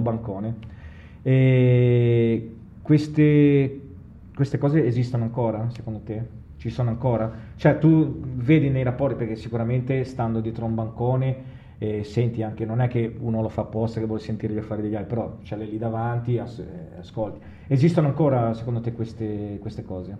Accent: Genoa, Liguria, Italy; noi buon genovesi, giustamente, siamo dei risparmiatori

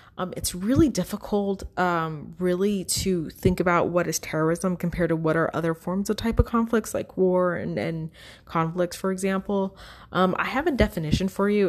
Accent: United States

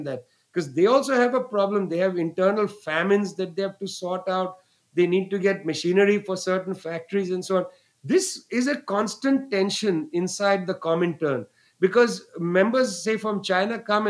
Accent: West Bengal, India; Bengal, where I was born

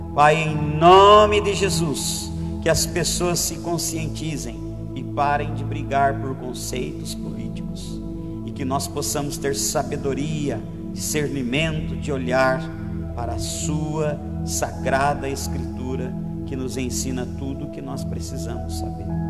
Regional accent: Brazil; A nossa pátria, ela é o Brasil, quantos seres humanos que somos e nascemos no Brasil

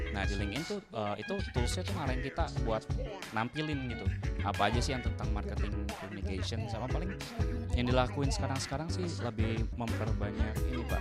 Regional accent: Cirebon, West Java, Indonesia; saya dari Cirebon

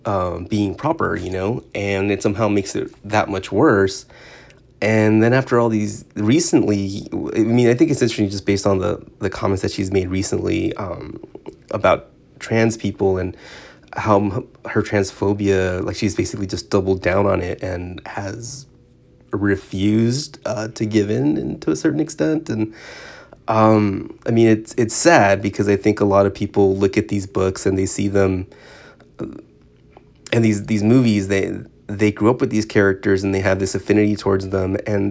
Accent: California, United States; so I grew up in Southern California, and listening to K-Rock and Kevin and Bean in the Morning

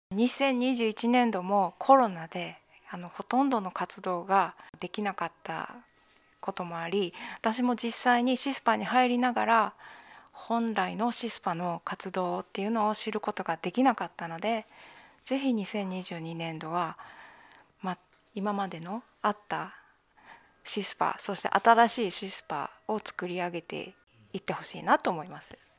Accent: Japan; moved away as an adult; ここの日本っていうのは私にとっては母国であり

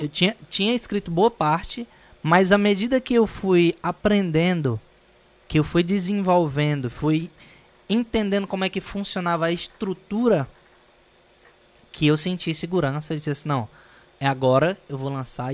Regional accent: Northeast Region, Brazil; sendo eu, brasileiro, e sendo nordestino

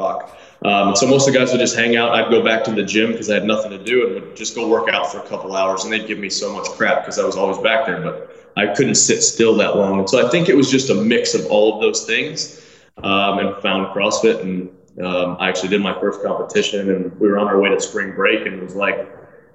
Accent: Tennessee, United States; also born or lived in Michigan; I was born in Michigan. When I was 4 years old, we moved to Tennessee. And so we've lived here since I was 4 years old

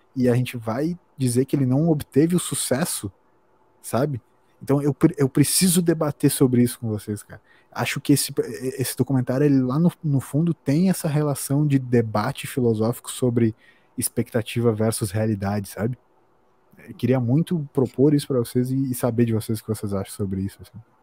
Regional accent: Brazil

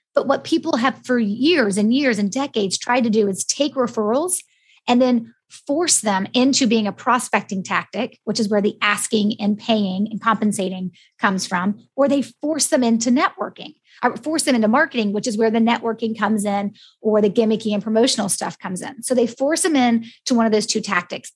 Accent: United States; accent: American; my American one

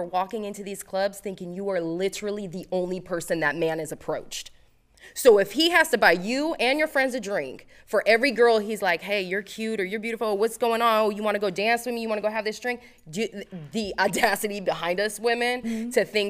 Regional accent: Las Vegas, Nevada, United States; Oh, I grew up in Vegas.

